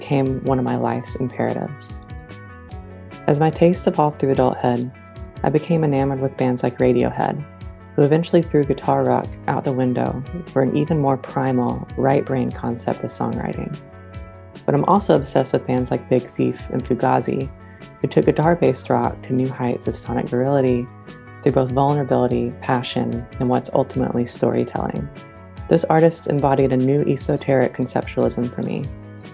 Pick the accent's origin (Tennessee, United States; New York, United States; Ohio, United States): Tennessee, United States; Smoky Mountains of East; now in Indianapolis, United States; I grew up in the Smoky Mountains of East Tennessee